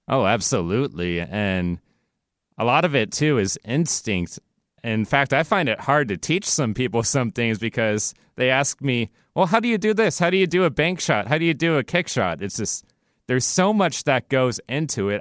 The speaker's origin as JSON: {"language": "English", "town": "Seattle", "region": "Washington", "country": "United States", "tie": "born or raised there", "said": "I'm a Pacific Northwest native, born and raised in Seattle, Washington, never moved in my entire life"}